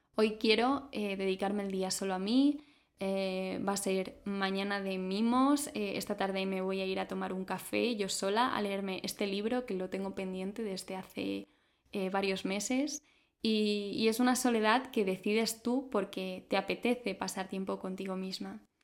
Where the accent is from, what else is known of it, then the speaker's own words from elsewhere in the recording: Madrid, Community of Madrid, Spain; soy de Madrid